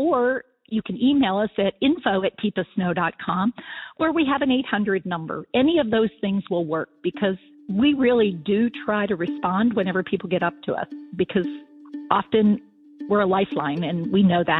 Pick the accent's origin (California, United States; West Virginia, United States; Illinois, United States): West Virginia, United States; also born or lived in Pennsylvania; now in North Carolina, United States; I want to let everybody know … I live in North Carolina. I'm originally from West Virginia and Pennsylvania